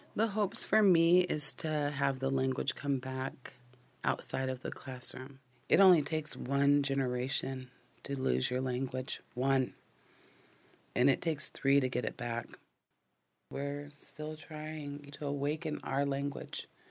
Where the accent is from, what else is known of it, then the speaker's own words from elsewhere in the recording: Tulalip, Washington, United States; I'm Snohomish from Tulalip